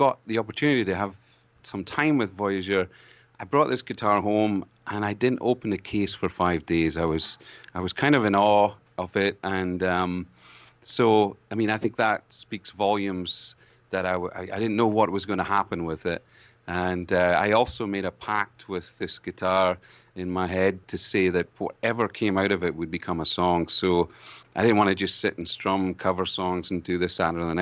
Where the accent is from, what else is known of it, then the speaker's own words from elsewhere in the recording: Scotland, United Kingdom; accent: Scottish brogue; also born or lived in Ontario, Canada; now in Canada; as a Scotsman